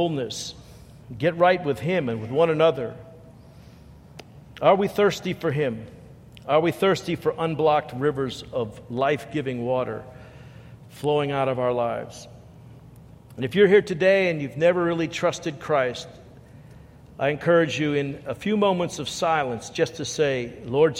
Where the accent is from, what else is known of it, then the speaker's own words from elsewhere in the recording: New York City, New York, United States; moved away; I grew up in New York, and New York City, we didn't have a whole lot of plants